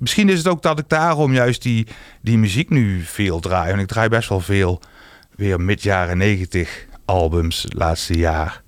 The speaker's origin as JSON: {"language": "Dutch", "town": "Roggel", "region": "Limburg", "country": "Netherlands", "said": "mijn jongerencentrum waar ik vandaan kom"}